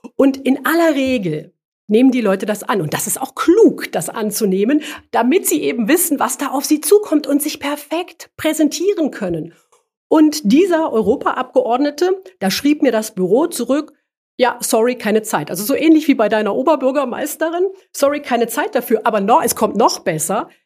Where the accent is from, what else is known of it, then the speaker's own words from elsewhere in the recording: former East Germany, Germany; ich komme ursprünglich aus der früheren DDR. Als ich zur Schule gegangen bin